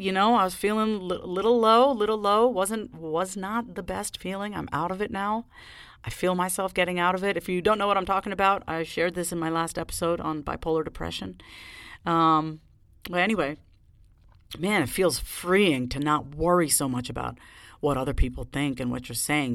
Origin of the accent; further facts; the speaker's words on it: Long Island, New York, United States; moved away; I was raised on Long Island